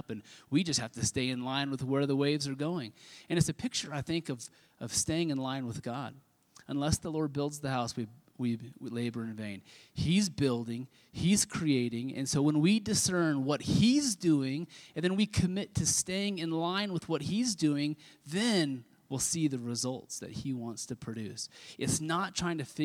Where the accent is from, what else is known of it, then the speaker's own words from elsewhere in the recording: Kansas, United States; I grew up in Kansas